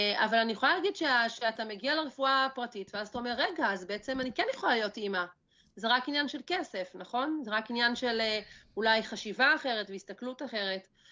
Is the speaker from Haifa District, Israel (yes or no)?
no; a kibbutz in northern Israel, Northern District, Israel; אני בת קיבוץ, גדלתי פה ליד האדמה, אה, אני הולכת לבנות את הבית שלי פה